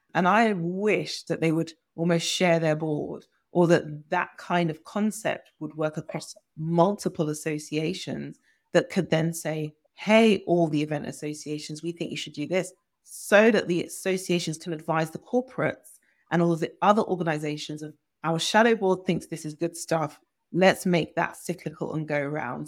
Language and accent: English; Nigeria; I'm Nigerian